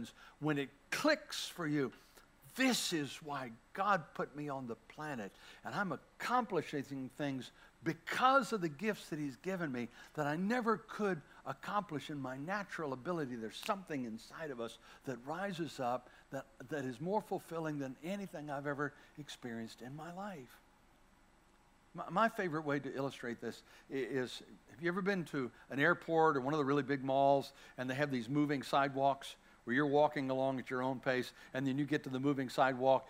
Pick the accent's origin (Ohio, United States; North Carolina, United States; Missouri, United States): North Carolina, United States; Bladenboro; moved away; I'm a kid from Bladenboro, North Carolina, little town smaller than this church